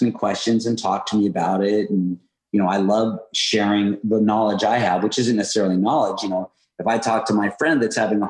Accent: Los Angeles, California, United States; moved away as an adult; now in North Carolina, United States; I've lived in North Carolina for 3 years. I'm from Hollywood

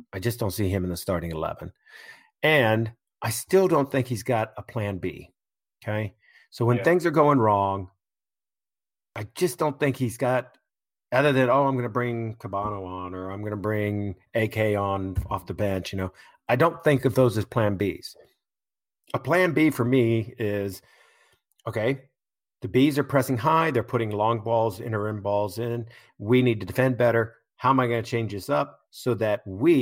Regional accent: United States; as an American

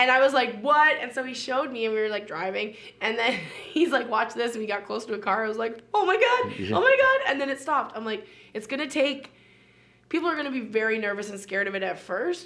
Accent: Edmonton, Alberta, Canada; I grew up in Edmonton

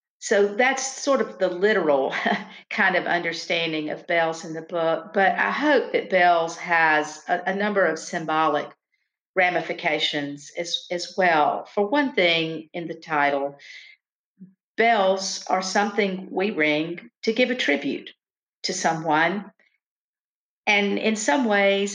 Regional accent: Lancaster, South Carolina, United States; I grew up in the small town of Lancaster, South Carolina

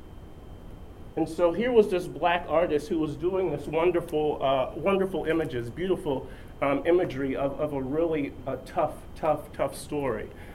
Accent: Charleston, South Carolina, United States; moved away; I'm originally from Charleston, South Carolina

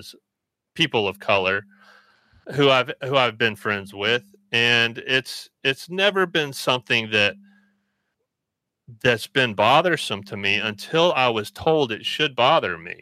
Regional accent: Birmingham, Alabama, United States; growing up in Alabama, I grew up in Birmingham

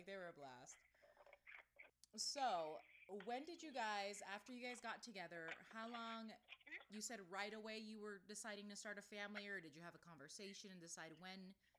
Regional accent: Miami, Florida, United States; now in Salt Lake City, United States; I mentioned that I was from Miami

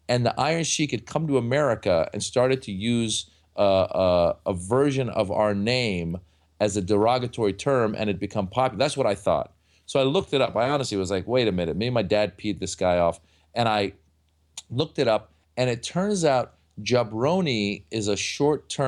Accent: Iran; born there; um, and uh, and and I and I was born in Iran.

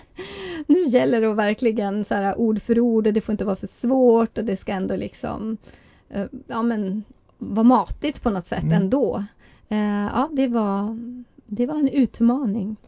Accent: Kiruna, Norrbotten County, Sweden; man kunde vara så utsatt när man växte upp i Kiruna på 70 och 80-talet när man var same

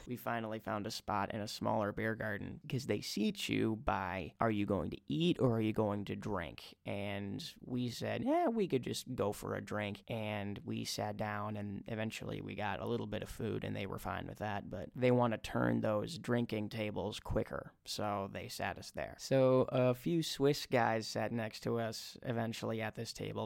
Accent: Minnesota, United States; I was from Minnesota

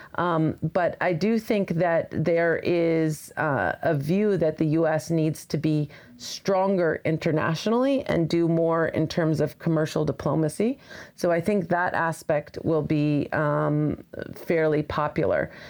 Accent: Colorado, United States; moved away as an adult; now in Washington, D.C., United States; I grew up in Colorado

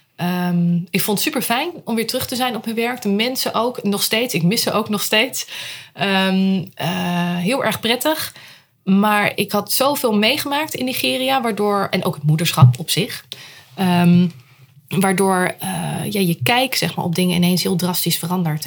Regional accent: Rotterdam, South Holland, Netherlands; moved away as an adult; now in Huizen, Netherlands; geboren in Rotterdam. Ik had het heel belangrijk om erbij te zeggen. Dat is deel van mijn identiteit.

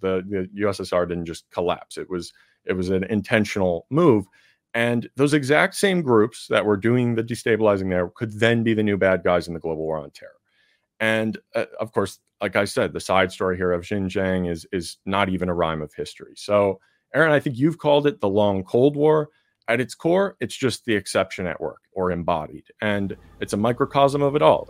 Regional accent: Chicago, Illinois, United States; my hometown, Chicago

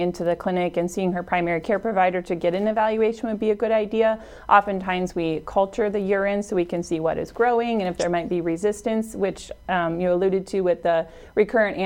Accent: Brandon, South Dakota, United States; also born or lived in Volga, South Dakota; I'm originally from Brandon, South Dakota

